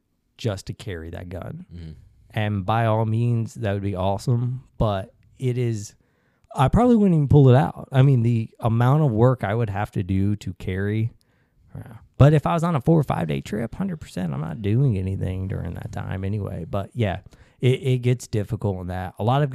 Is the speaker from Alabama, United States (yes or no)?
yes; Alabama, United States; So I grew up in Alabama. I'm against guns.